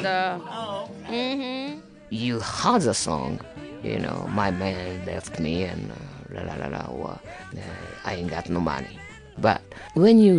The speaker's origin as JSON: {"language": "English", "country": "Japan", "second_language": "English", "moved": "as an adult", "lives_now": "Chicago, United States", "said": "I came from Japan with my ex-husband"}